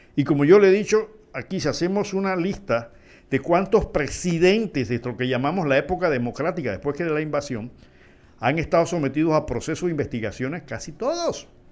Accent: Panama; soy un simple panameño

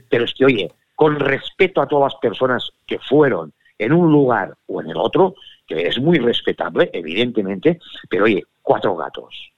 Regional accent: Catalonia, Spain; soy catalán, que he nacido en Cataluña

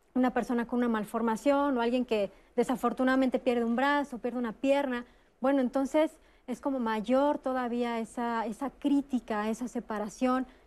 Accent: Mexico; Los mexicanos somos famosos en el mundo

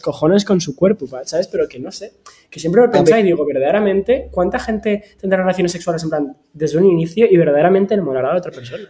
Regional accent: Valencia, Valencian Community, Spain; yo de Valencia

